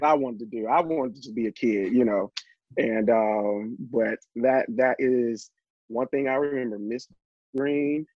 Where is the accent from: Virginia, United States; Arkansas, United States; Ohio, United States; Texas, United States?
Arkansas, United States; Little Rock; born or raised there; also born or lived in Elaine, Arkansas